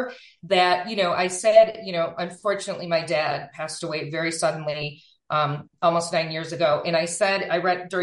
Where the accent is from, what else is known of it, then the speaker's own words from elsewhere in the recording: Buffalo, New York, United States; moved away; I am originally from Buffalo, New York, Western New York, and I'm always will be